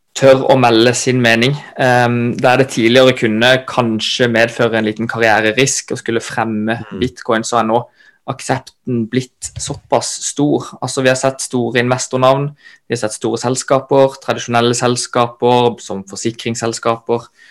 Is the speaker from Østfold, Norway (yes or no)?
no; Kristiansand, Agder, Norway; moved away as an adult; now in Oslo, Norway; født og oppvokst i Kristiansand